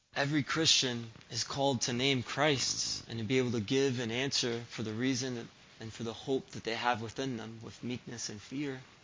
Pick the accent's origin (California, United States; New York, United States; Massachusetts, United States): Massachusetts, United States; Springfield; moved away; I grew up in Springfield, Massachusetts